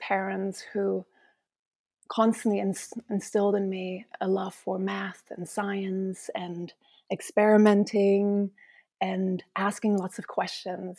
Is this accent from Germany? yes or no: yes; East Germany, Germany; moved away as an adult; also born or lived in Mesquite, Nevada / England / Luxembourg / Tanzania; I was born in East Germany